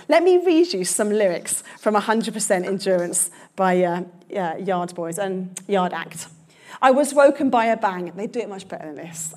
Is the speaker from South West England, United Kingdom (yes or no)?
no; London, United Kingdom; I'm a Londoner.